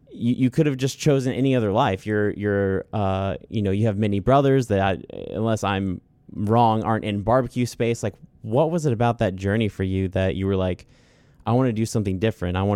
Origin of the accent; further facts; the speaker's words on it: Cleveland, Mississippi, United States; I'm from Cleveland, Mississippi. Like, this, this is it for me.